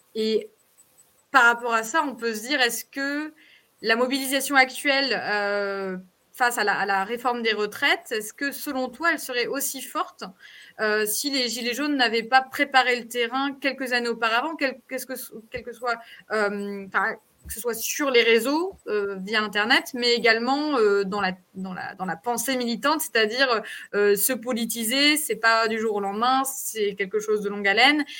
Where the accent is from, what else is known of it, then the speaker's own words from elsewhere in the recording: France; moved away; nous, en tant que Français de l'étranger et Françaises de l'étranger